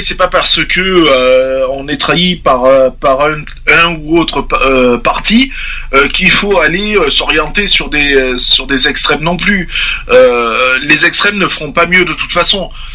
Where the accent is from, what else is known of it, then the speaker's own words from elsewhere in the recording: France; je parle aussi en tant que Français et père de famille